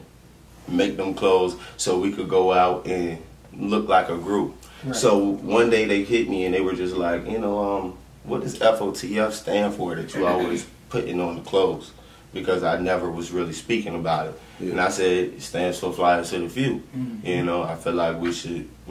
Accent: Savannah, Georgia, United States; also born or lived in Sandusky, Ohio; I grew up here from 1 year old.

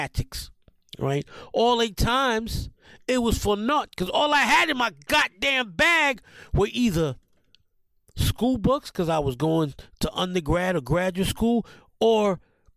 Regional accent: New York City, New York, United States; I grew up in the South Bronx

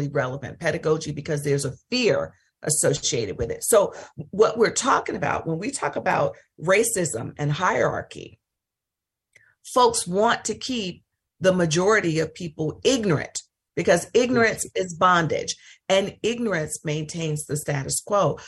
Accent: Mississippi, United States; I'm from Mississippi

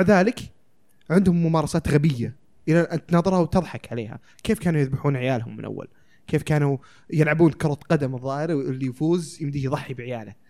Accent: Saudi Arabia; عندنا في السعودية

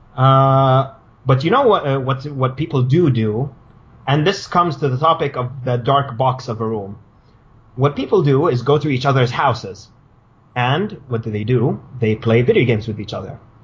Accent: Riyadh, Riyadh Province, Saudi Arabia; moved away as an adult; also born or lived in Cairo, Egypt; I come from uh, Saudi Arabia. I was born and raised in Riyadh.

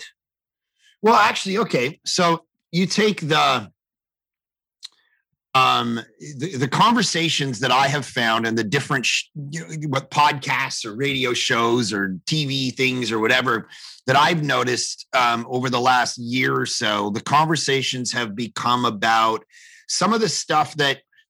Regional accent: Canada; as a Canadian

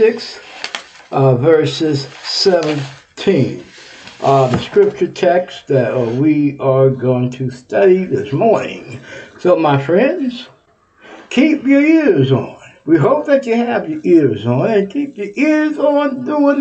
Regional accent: Texas, United States; Texas is my home state

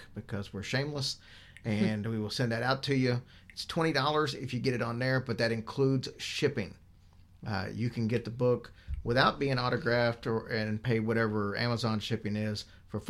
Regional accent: Louisville, Kentucky, United States; my hometown of Louisville

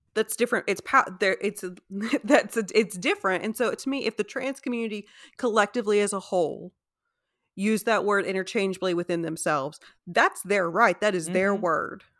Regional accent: United States; we as an American society

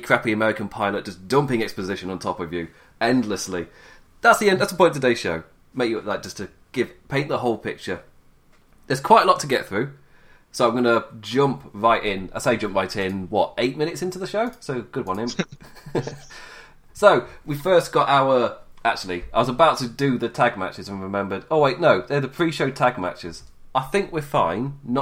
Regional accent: England, United Kingdom; accent: English; it feels weird in an English accent

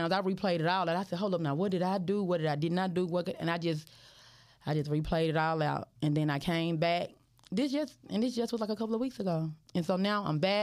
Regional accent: Memphis, Tennessee, United States; I'm from Memphis

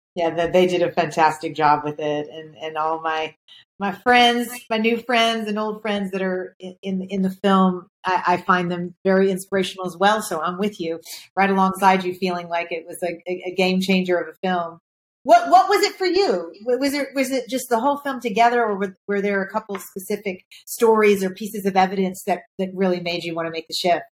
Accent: Kentucky, United States; I grew up in Kentucky

